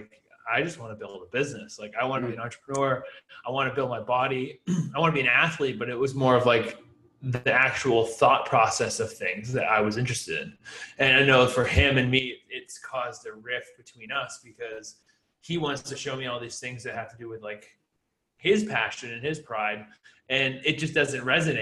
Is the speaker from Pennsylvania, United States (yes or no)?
no; Hill, New Hampshire, United States; I'm from Hill, New Hampshire. I grew up in Hill, New Hampshire.